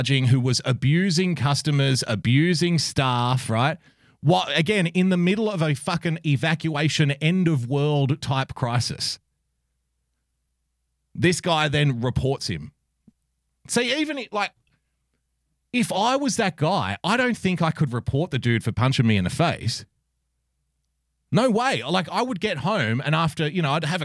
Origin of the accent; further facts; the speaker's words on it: Australia; I love being an Australian